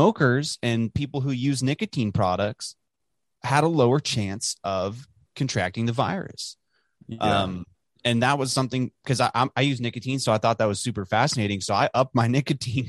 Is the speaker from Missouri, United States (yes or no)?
no; Dallas, Texas, United States; growing up in Dallas, I remember my teachers in school saying how great the water in Dallas was